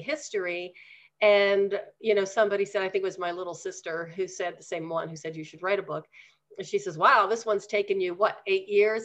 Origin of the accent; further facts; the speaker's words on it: Pennsylvania, United States; now in Denver, United States; back in Pennsylvania.